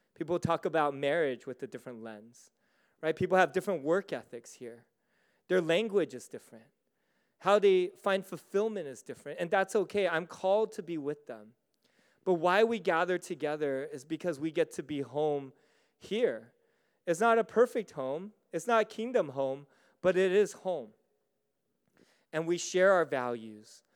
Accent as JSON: {"language": "English", "country": "United States", "also_born_or_lived": "Singapore", "said": "I'm American. I'm American through and through"}